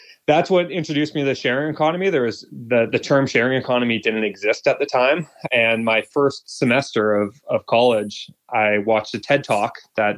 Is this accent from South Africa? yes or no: no; Vancouver, British Columbia, Canada; moved away as an adult; also born or lived in Toronto; I was born and raised in Vancouver